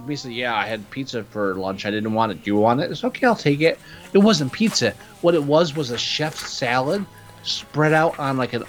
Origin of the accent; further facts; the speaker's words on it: United States; moved away; I was born and raised in New York, New Jersey, where pizza is just understood.